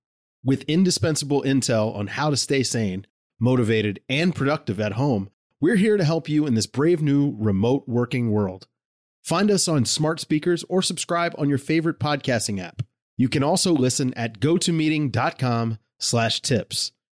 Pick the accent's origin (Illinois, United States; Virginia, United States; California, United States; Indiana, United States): Virginia, United States; I grew up in Virginia, and a lot of my family is like in rural Virginia.